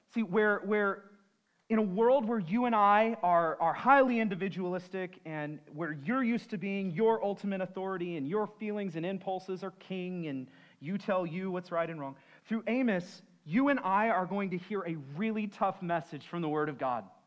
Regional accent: San Antonio, Texas, United States; I'm from San Antonio.

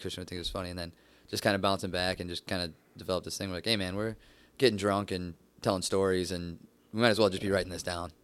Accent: Downriver, Michigan, United States; moved away as an adult; now in Los Angeles, United States; originally from downriver

